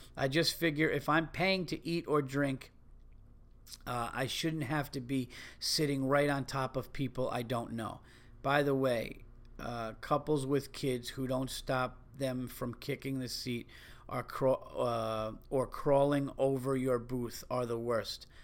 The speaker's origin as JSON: {"language": "English", "region": "New York", "country": "United States", "tie": "born or raised there", "said": "growing up in New York"}